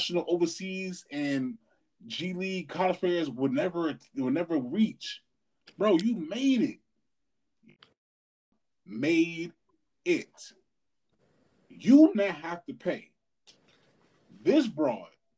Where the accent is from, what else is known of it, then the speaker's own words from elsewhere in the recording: Louisville, Kentucky, United States; I'm a nigga from Louisville